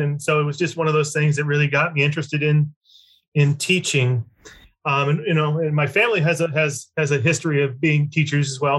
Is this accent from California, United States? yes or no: no; Lincoln, Nebraska, United States; I grew up in Lincoln, Nebraska